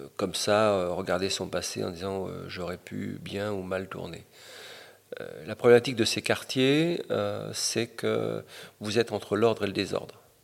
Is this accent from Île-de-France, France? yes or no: yes; Paris, Île-de-France, France; also born or lived in Fontenay-sous-Bois; du 20e arrondissement, de, la cité du 140, et puis après de la cité des Bollabé ou des Boulereaux, ou du Val de Fontenay